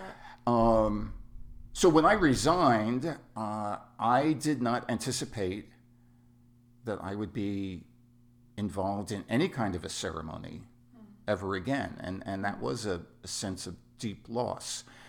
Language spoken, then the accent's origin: English; New York City, New York, United States; moved away; also born or lived in Southern California; I was born and raised in New York City, and I am what is known as Bronx Irish Catholic.